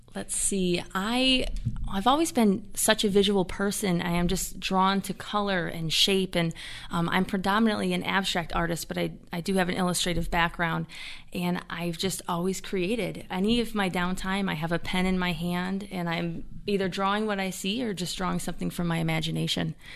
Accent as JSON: {"language": "English", "town": "Jamestown", "region": "New York", "country": "United States", "tie": "born or raised there", "said": "Born and raised in Jamestown"}